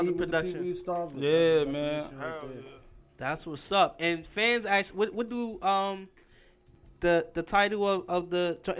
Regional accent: New York City, New York, United States; also born or lived in Staten Island; Like, I'm from New York. I lived in Brooklyn. I was born in Brooklyn. I moved to Staten Island. I lived in Staten Island. Then I moved back to Brooklyn.

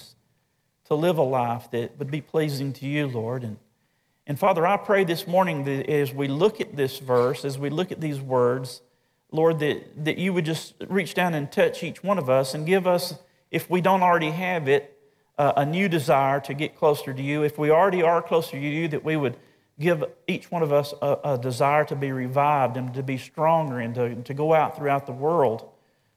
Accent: North Alabama, United States; I grew up in North Alabama

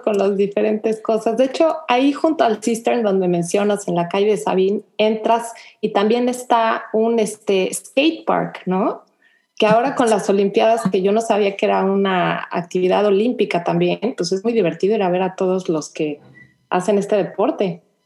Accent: Mexico City, Mexico; moved away as an adult; now in Houston, United States; yo nací, crecí en la Ciudad de México, llegué a vivir aquí a Houston con mi esposo

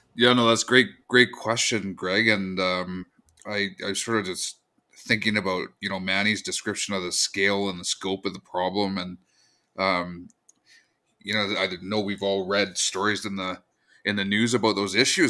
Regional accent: Squamish Nation, Coast Salish Territory, British Columbia, Canada; I come from the Squamish Nation in Coast Salish Territory.

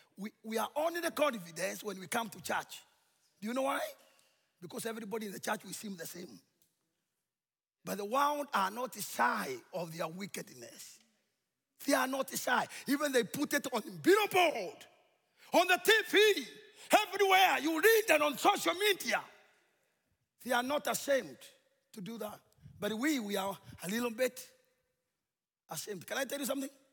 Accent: Kenya; We are from Kenya, and we feel God has called us to come and bring the good news to this tribe

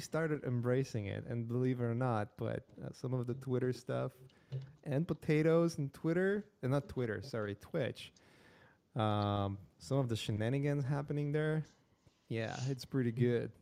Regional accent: Poland; moved away; I'm from Poland

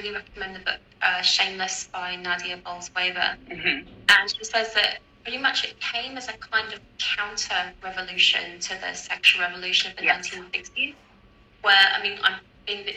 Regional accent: United Kingdom; because I'm British and I grew up in the UK

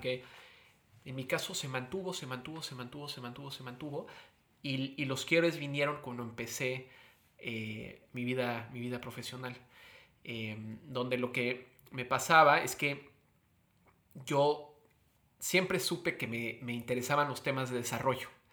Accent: Mexico; moved away; como un mexicano con inmensos privilegios

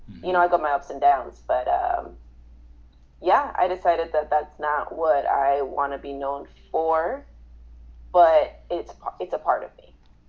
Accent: Mexico City, Mexico; also born or lived in Inglewood, California; now in Las Vegas, United States; I'm Mexican. Mexican American. I've been living in Vegas for 20-ish years. But I was born in Mexico City, and then I moved to Inglewood, California, LA area. Then I moved to Vegas.

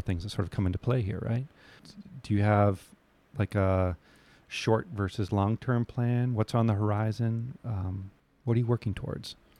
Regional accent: New England, United States; I grew up in New England

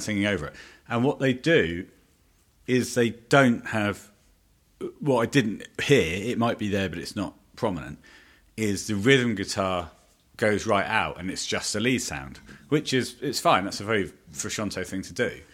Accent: Scotland, United Kingdom; I can do Scottish. I'm Scottish.

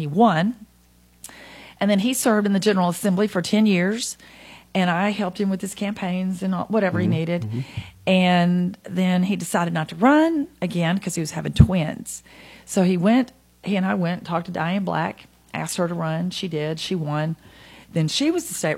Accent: Nashville, Tennessee, United States; now in Hendersonville, United States; I was born in Nashville, and my parents are from Gulletsville. I went to Good Pasture Christian School

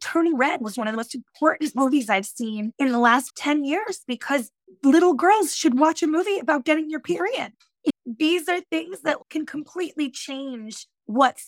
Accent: Yonkers, New York, United States; I grew up in Yonkers, New York, which is right outside the Bronx, in a working class area

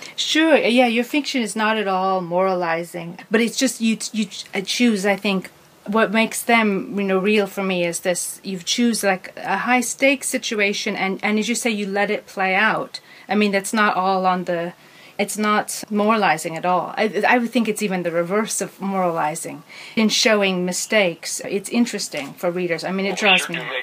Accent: Seattle, Washington, United States; I grew up in Seattle too

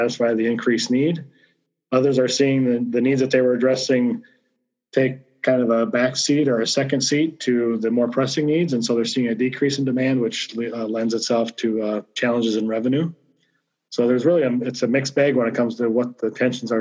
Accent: Rochester, Minnesota, United States; moved away as an adult; here in Olmsted County, my hometown, which I'm just so delighted to be back in Rochester

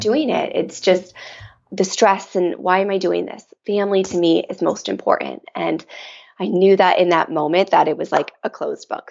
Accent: Michigan, United States; I grew up here in Michigan in the Midwest and a very traditional Midwest upbringing

